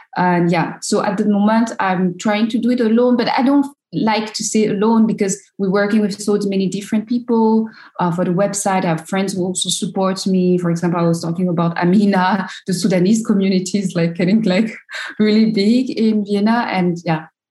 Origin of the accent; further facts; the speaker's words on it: Abidjan, Côte d’Ivoire; English is a second language; moved away as an adult; also born or lived in France; I come from Abidjan, a big city